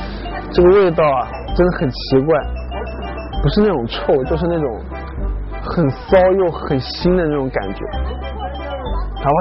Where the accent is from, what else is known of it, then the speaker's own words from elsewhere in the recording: China; 没有谁能够超过我们中国人的了。